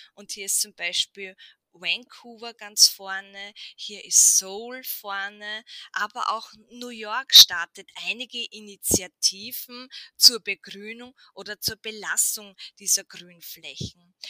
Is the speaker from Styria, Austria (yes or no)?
no; Burgenland, Austria; bei uns im Burgenland